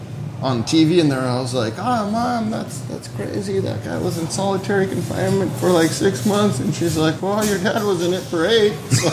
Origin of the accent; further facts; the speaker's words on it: United States; also born or lived in Bulgaria; I'm fucking American. I spent most of my life here, and like I can't believe they just attacked my country.